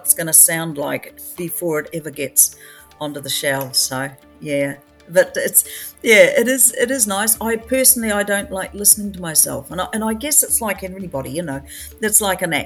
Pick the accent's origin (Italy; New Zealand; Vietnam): New Zealand; Southland; I'm a southerner, I come from Southland